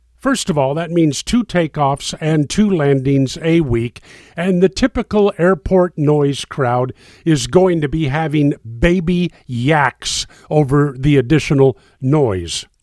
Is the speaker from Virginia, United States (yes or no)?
no; Naples, Florida, United States; my hometown of Naples, Florida